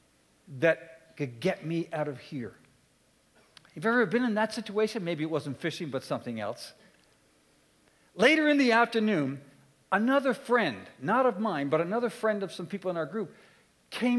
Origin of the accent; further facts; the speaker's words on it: Halifax, Nova Scotia, Canada; I come from Eastern Canada. I grew up in Halifax.